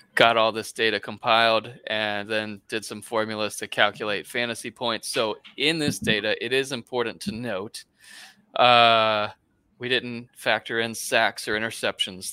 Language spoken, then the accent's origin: English; Gainesville, Florida, United States; I am from Gainesville